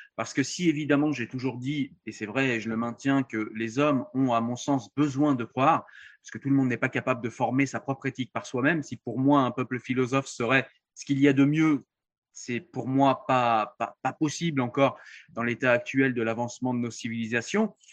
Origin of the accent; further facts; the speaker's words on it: France; je suis français